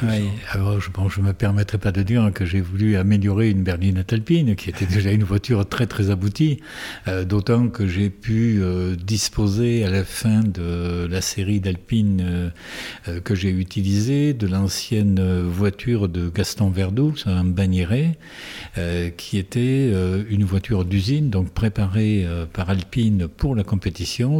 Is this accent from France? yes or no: yes; Tarbes, Occitania, France; now in Saint-Pé-de-Bigorre, France; je suis tarbé d'origine, je suis né à Tarbes, d'une mère belge et d'un père espagnol.